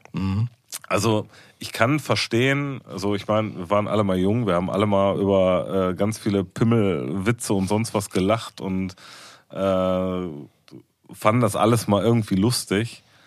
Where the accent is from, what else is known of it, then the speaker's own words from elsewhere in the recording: Ruhr area, North Rhine-Westphalia, Germany; wir sind aus dem Pott